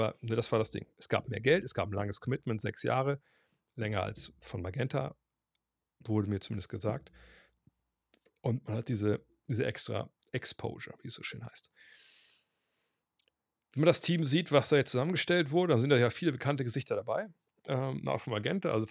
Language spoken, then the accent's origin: German; Berlin, Germany; wenn ich alle Berlin-Fan wäre, bin, aus Berlin, habe ich nicht die Wahl.